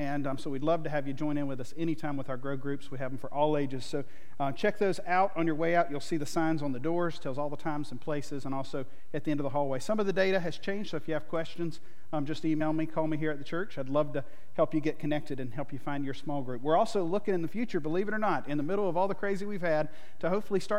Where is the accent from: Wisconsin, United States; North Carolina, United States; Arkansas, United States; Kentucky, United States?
North Carolina, United States; Monroe; I grew up in North Carolina. And so Charlotte, if you're heading up I-77, right in the middle of the state. And I grew up in a little town called Monroe